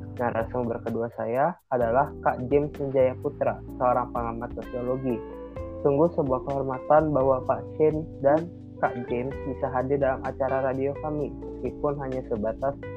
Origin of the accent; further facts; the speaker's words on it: Jakarta, Indonesia; daerah kelahiran saya, yaitu Jakarta